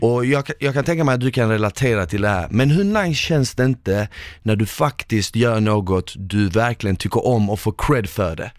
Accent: Malmö, Skåne, Sweden; en kille från Malmö

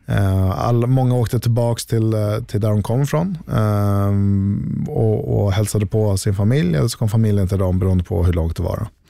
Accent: Sweden; här hemma i Sverige

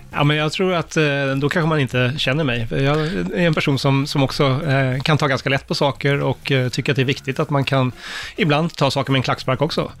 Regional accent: Solna, Stockholm County, Sweden; Jag växte ju upp bara ett stenkast från Råsunda i, i Solna

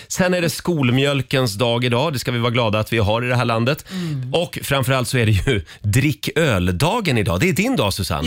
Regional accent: Sweden; vi är ju svenskar

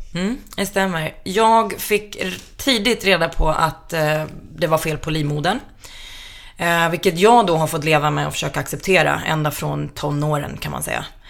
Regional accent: Flen, Södermanland, Sweden; moved away; i den lilla hålan där jag är ifrån i Flen

